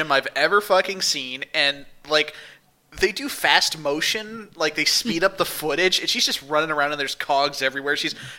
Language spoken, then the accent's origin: English; St. Louis, Missouri, United States; moved away; growing up in St. Louis